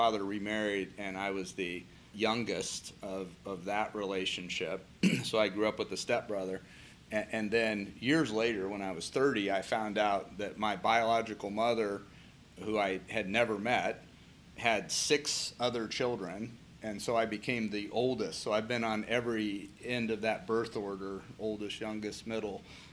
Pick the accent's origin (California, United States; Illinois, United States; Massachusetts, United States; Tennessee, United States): California, United States; Anaheim; also born or lived in Fresno; now in Columbus, United States; I was in originally Anaheim, which is Los Angeles area, and then spent some time in Fresno as well